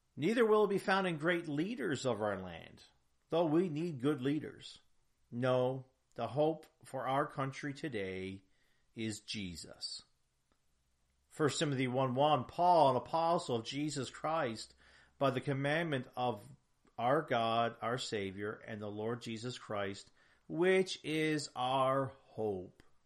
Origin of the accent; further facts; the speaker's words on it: Canada; I'm proud of that heritage as a Canadian.